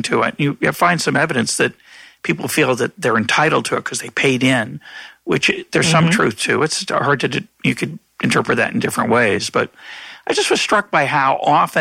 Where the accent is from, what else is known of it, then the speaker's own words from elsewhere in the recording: Lexington, Massachusetts, United States; I grew up in a rich suburb of Boston. My parents weren't rich. They were middle class at the time. But I grew up in Lexington